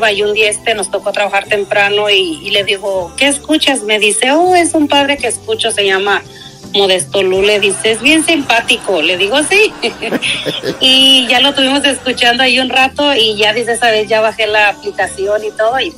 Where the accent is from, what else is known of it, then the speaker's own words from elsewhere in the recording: Guanajuato, Mexico; Soy de Guanajuato, papá.